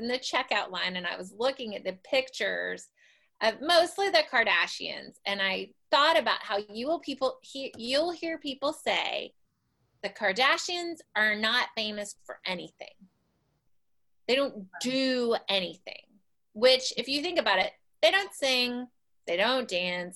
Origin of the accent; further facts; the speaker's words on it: Little Rock, Arkansas, United States; also born or lived in Austin, Texas; So I am from Little Rock, Arkansas, and I live there now. I've lived a bunch of other places